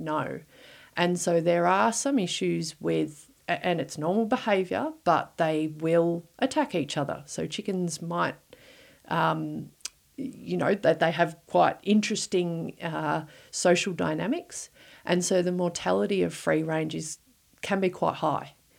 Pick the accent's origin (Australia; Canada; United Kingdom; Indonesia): Australia; Victoria; moved away; I'm originally from Victoria